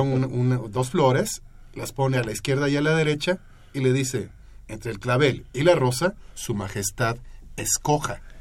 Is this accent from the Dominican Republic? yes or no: no; Mexico; somos mexicanos